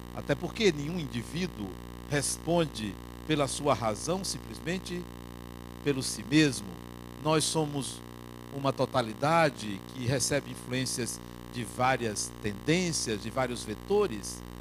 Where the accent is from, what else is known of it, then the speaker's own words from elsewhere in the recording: Salvador, Bahia, Brazil; quando eu vim do interior da Bahia morar aqui